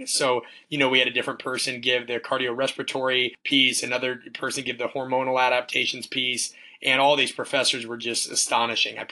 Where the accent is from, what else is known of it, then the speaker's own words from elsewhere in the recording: Omaha, Nebraska, United States; moved away as an adult; also born or lived in Kansas; growing up in Omaha, Nebraska